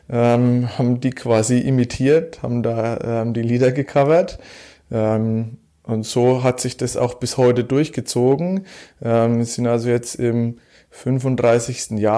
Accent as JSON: {"language": "German", "country": "Germany", "tie": "born or raised there", "said": "ich bin ja gebürtiger Hauptstädter. Ähm, ich wohne schon immer im selben Haus, habe es also nie aus meinem Elternhaus herausgeschafft. Ähm, bin in Hauptstadt sehr, sehr, sehr, sehr tief verwurzelt, auch mit den ganzen Vereinen vor Ort."}